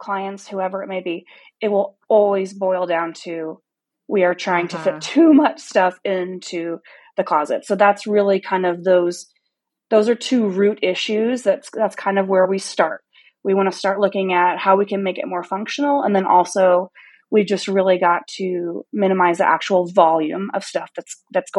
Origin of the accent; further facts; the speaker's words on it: Missouri, United States; I'm from Missouri, just a small town in Missouri.